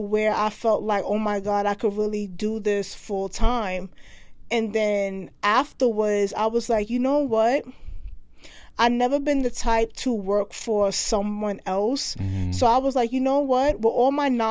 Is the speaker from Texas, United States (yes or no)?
no; New York City, New York, United States; I grew up in Brooklyn, New York.